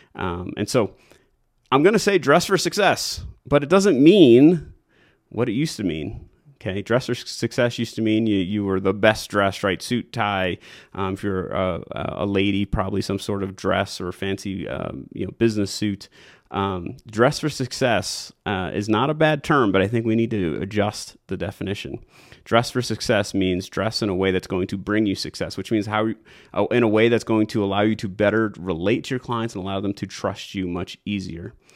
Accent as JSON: {"language": "English", "region": "New York", "country": "United States", "moved": "as an adult", "lives_now": "Colorado, United States", "said": "I'm originally from New York"}